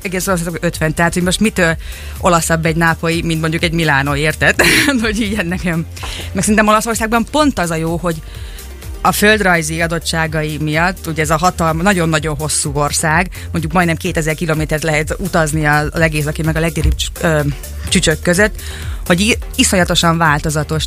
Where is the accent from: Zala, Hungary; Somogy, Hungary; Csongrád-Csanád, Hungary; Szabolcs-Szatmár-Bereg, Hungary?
Csongrád-Csanád, Hungary; Szeged; moved away as an adult; also born or lived in Budapest, Hungary; now in Turin, Italy; Szegeden végeztem a, a, az, az iskoláimat, tehát egyetemre is itt jártam